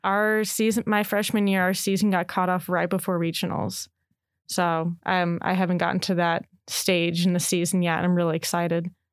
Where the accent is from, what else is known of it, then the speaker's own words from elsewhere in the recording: Chicago, Illinois, United States; moved away as an adult; now in Oregon, United States; I'm from Chicago